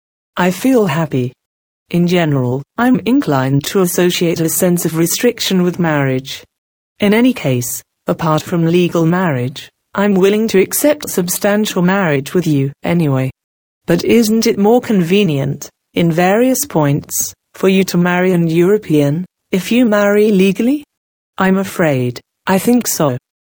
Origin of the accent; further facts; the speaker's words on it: Japan; English is a second language; I may lose Japan, my home, my parents, my brother, simply because I was born in Japan and I happen to share blood with them. But I still don't know how far I'm Japanese in consciousness